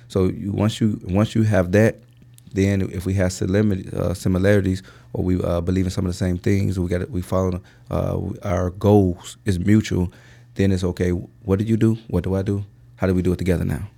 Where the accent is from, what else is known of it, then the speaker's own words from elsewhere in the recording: Chicago, Illinois, United States; also born or lived in Indiana / Bolingbrook, Illinois; I'm from the Chicagoland area, and I say that because, uh, uh, originally we're from Roseland.